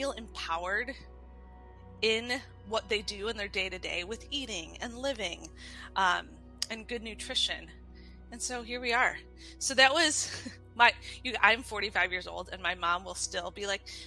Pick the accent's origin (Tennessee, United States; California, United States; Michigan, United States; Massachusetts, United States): Michigan, United States; also born or lived in Hawaii; now in Detroit, United States; I was born and raised in Michigan